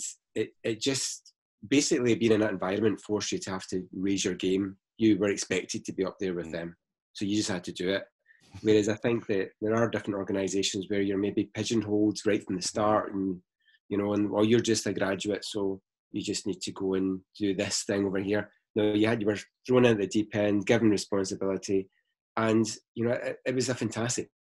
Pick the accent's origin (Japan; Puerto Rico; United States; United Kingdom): United Kingdom; Glasgow, Scotland; moved away as an adult; also born or lived in Surrey; I'm from Glasgow, which you can probably tell by the accent